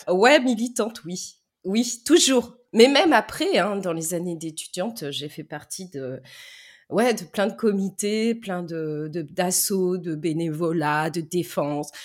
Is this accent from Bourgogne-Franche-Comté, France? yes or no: no; Lyon suburbs, Auvergne-Rhône-Alpes, France; now in Bordeaux, France; je suis née euh, du côté de la région de Trois-Gros et Paul Bocuse, dans la banlieue lyonnaise